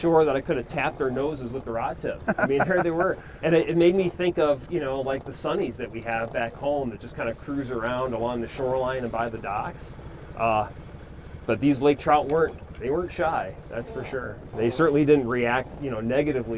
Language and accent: English; Chicago, Illinois, United States; moved away as an adult; now in Wisconsin, United States; I grew up in Chicago, but I left there when I was in my 20s